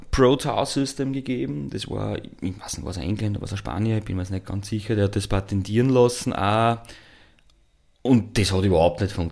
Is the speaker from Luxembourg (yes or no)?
no; Lower Austria, Austria; Ich komme eben aus dem Niederösterreich, da Schneebergregion, hohe Wand